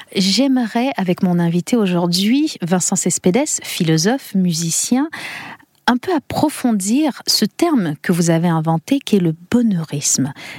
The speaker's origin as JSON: {"language": "French", "country": "Canada", "said": "chez nous au Canada"}